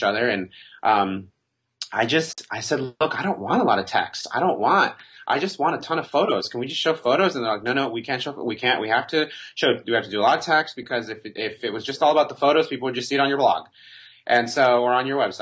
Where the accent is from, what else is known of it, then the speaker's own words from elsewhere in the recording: Mexico; I was born in Mexico